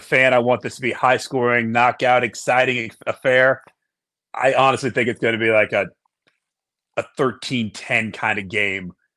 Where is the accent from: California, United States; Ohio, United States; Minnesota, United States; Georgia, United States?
Ohio, United States; Columbus; I'm from Columbus